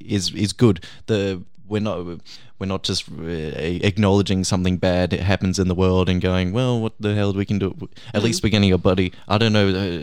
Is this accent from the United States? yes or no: no; Canada; He's from the UK and I'm from Canada, but we were both backpacking.